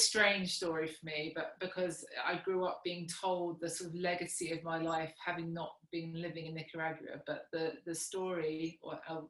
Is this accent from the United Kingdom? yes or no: yes; Kent, South East England, United Kingdom; also born or lived in South Africa; I grew up originally in Kent, and then when I was 13, my parents moved to South Africa